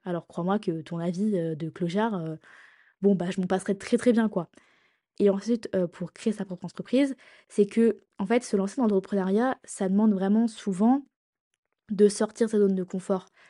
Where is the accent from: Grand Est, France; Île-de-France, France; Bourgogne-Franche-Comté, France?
Grand Est, France; Reims; moved away as an adult; also born or lived in Lille; now in Lyon, France; j'ai changé deux fois de ville, de ma ville natale, pour mes études